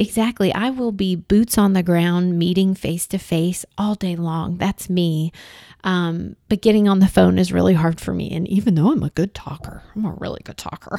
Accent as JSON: {"language": "English", "town": "Huntsville", "region": "Alabama", "country": "United States", "tie": "born or raised there", "moved": "as an adult", "said": "Huntsville is my hometown"}